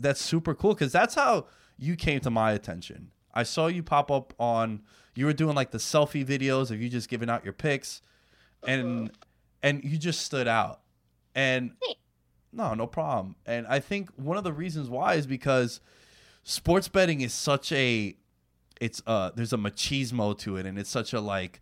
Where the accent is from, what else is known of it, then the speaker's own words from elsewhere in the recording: New York, United States; I'm from New York